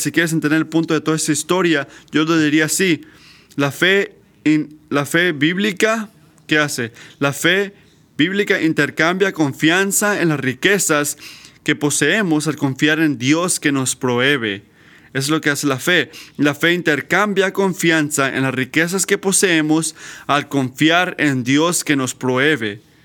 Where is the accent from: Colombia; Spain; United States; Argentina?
United States; nuestra falla como americanas, americanos